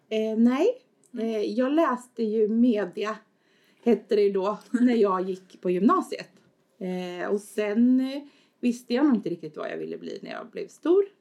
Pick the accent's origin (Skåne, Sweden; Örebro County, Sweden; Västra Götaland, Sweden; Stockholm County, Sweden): Örebro County, Sweden; Askersund; now in Örebro, Sweden; Jag kommer från Askersund från början